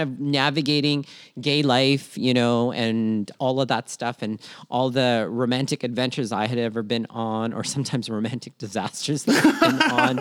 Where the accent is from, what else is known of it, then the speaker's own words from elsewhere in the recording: Toronto, Ontario, Canada; also born or lived in Philippines; born in Minna, Philippines, raised in Toronto, Canada, and schooled all over southwestern Ontario